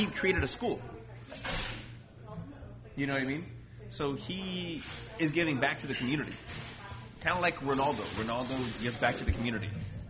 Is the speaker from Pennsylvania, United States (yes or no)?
no; Cleveland, Ohio, United States; moved away; I'm from Cleveland.